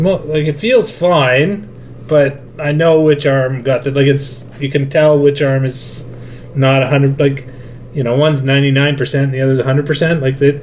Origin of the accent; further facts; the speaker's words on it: Canada; It doesn't matter where, what province I'm in. I get the healthcare because I'm Canadian.